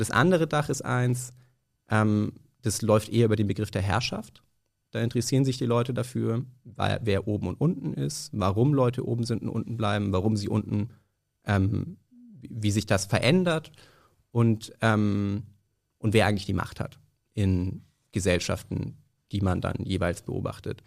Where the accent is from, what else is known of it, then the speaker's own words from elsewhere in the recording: Nuremberg, Bavaria, Germany; now in Berlin, Germany; ich komme aus Nürnberg ursprünglich